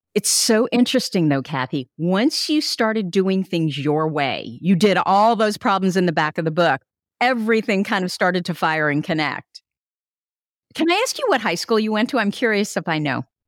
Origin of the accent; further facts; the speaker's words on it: Burlingame, California, United States; also born or lived in Germany; now in Sonoma County, United States; I was born in Germany, but I grew up in Burlingame in Hillsboro, and I'm now in Sonoma County